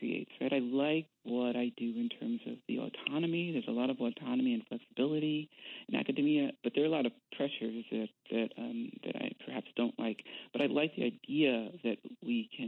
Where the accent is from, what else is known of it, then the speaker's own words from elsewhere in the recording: New York City, New York, United States; also born or lived in New Rochelle, New York; now in Chicago, United States; I grew up in New York, in Brooklyn and then New Rochelle, but always connected to Brooklyn